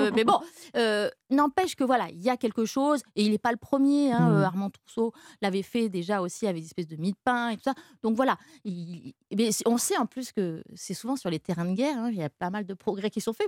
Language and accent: French; France; chez nous en France